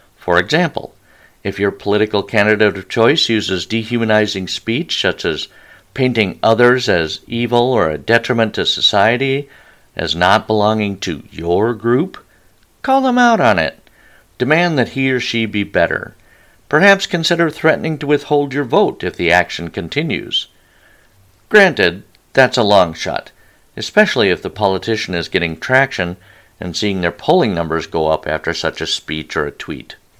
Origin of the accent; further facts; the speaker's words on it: United States; As an American